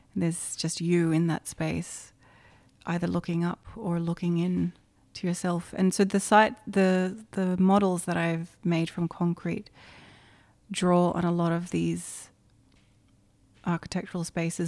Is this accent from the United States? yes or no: no; Indonesia; moved away; Growing up in Indonesia, I think, has had a lot of influence on my work